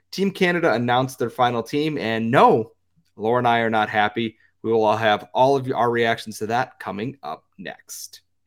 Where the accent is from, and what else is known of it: United States